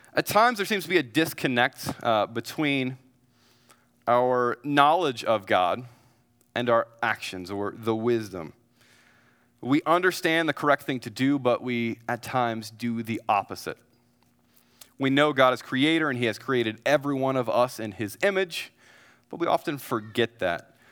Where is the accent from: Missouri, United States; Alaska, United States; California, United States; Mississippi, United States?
Missouri, United States; moved away as an adult; also born or lived in Dallas, Texas; now in San Antonio, United States; I'm from a great state that has four seasons called Missouri